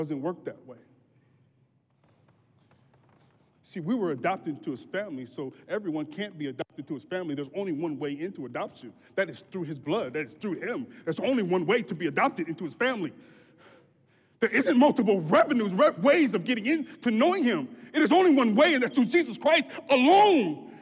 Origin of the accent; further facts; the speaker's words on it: Grand Rapids, Michigan, United States; moved away as an adult; also born or lived in Detroit; I was born in Grand Rapids